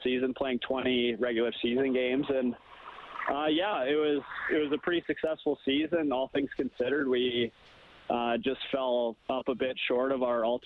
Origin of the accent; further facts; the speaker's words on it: Wetaskiwin, Alberta, Canada; I grew up, born and raised in Wetaskiwin.